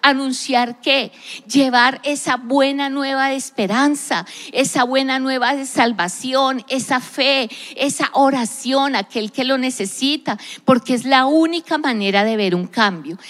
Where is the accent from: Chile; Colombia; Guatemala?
Colombia; yo soy colombiana, me identifico como una persona que nació en un país específico, Colombia